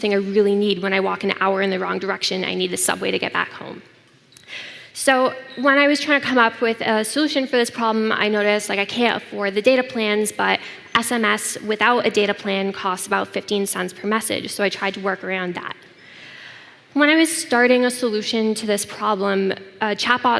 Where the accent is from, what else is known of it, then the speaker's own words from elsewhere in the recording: Canada; I come from Canada